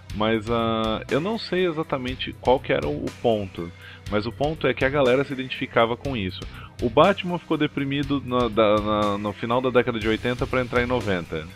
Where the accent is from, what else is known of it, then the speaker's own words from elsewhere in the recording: Brazil; a gente é do Capão ali